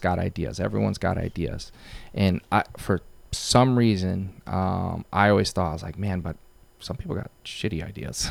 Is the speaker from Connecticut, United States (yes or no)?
yes; Waterbury, Connecticut, United States; also born or lived in Bristol, Connecticut; Waterbury, I'm born and raised there. Um, that's my, that's my hometown